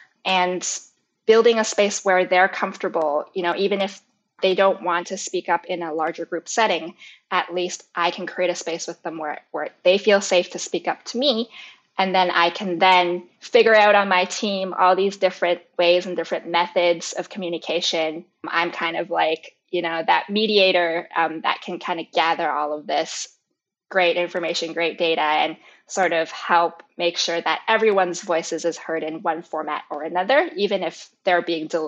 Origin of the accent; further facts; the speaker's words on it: Canada; And I grew up in Canada my whole life.